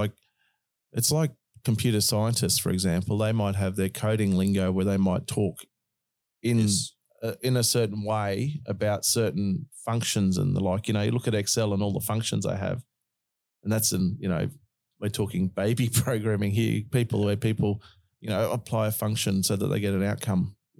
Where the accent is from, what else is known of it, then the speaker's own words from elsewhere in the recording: Australia; accent: Australian; You just misunderstood my Aussie accent.